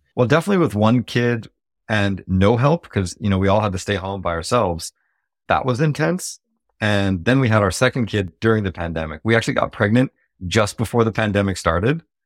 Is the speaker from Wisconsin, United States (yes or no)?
no; Silicon Valley, California, United States; I grew up in Silicon Valley